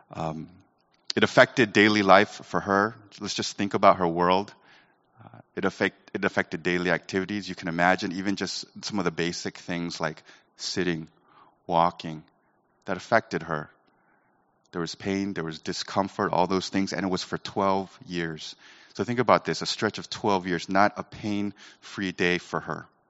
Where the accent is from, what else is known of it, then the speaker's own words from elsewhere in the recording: Sacramento, California, United States; I was Asian growing up in Sacramento